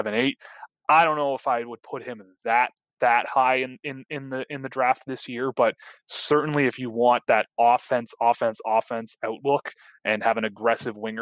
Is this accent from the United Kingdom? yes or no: no; Canada; I'm from Canada